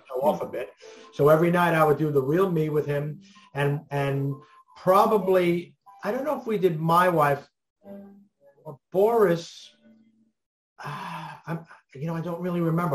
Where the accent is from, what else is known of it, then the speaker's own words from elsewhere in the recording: New York City, New York, United States; also born or lived in Glendale, Queens, New York; I was born in New York in Manhattan, and I live in uh, Brooklyn, Queens area of New York now.